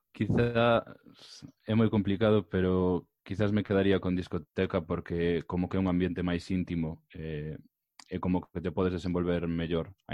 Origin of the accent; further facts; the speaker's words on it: Santiago de Compostela, Galicia, Spain; eu son de Santiago, eh, pero dende que teño dous anos levo veraneando en xuño e eh, hablado de Porto do Son.